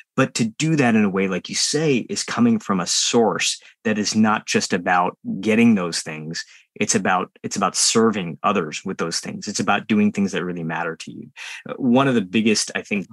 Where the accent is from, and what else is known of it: United States; born or raised there